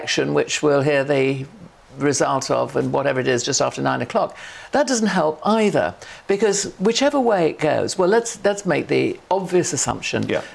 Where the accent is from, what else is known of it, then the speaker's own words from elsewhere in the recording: Sheffield, Yorkshire and the Humber, United Kingdom; I come from Sheffield, so I come from, if you like, a red wall.